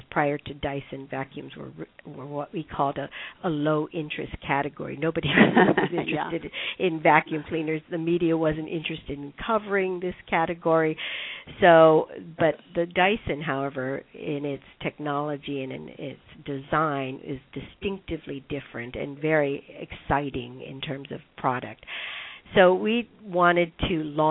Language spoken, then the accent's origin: English; Hawaii, United States; now in New York City, United States; my having been born and raised in Hawaii